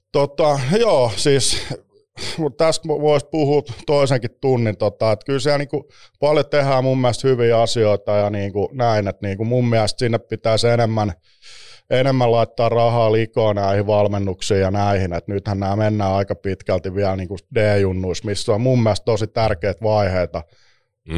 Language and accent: Finnish; Espoo, Uusimaa, Finland; Espoossa viettänyt nuoruusvuodet